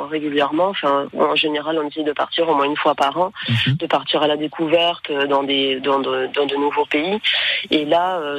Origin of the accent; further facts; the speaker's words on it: Normandy, France; puisque toutes les deux, nous sommes originaires de, de Normandie et catalanes d'adoption, d'où le nom des Catamandes.